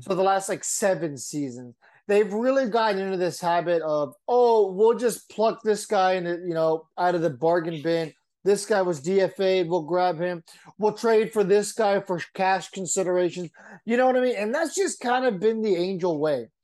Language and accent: English; San Diego, California, United States; I'm from San Diego